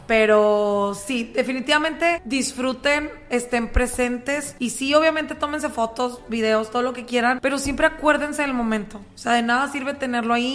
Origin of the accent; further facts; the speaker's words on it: Monterrey, Nuevo León, Mexico; mi propio Monterrey